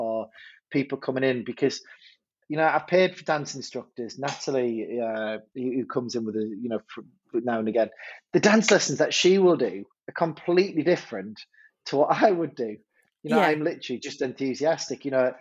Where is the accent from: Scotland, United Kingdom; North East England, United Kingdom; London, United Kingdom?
North East England, United Kingdom; Hartlepool; accent: northern; also born or lived in Durham; my time growing up in Hartlepool